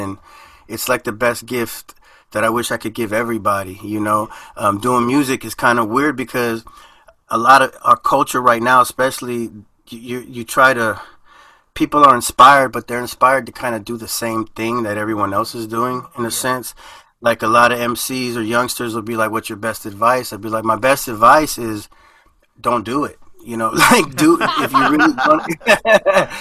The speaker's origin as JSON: {"language": "English", "country": "United States", "tie": "born or raised there", "first_language": "Spanish", "second_language": "English", "said": "I'm first generation born in the United States. So I lived kind of two lives, you know, in the house it was Nicaragua, outside the house it was America."}